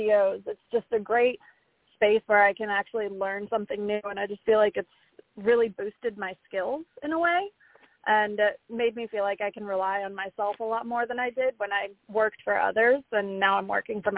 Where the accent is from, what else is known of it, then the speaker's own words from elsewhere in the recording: Florida, United States; moved away as an adult; now in Nashville, United States; I'm originally from Florida. I've lived here since 2017 now